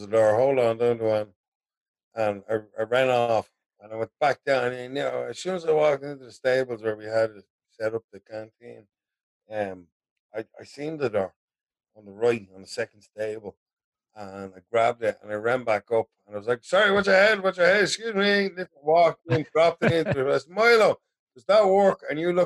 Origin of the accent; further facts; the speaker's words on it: Dublin mountains, County Dublin, Ireland; also born or lived in Tallaght; I grew up in the Dublin mountains